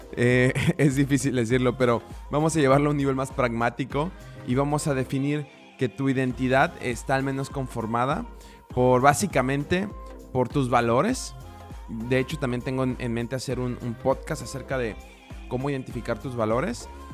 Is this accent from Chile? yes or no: no; Mexico; now in Budapest, Hungary; soy el primer mexicano en Budapest en hacer un podcast con formato de storytelling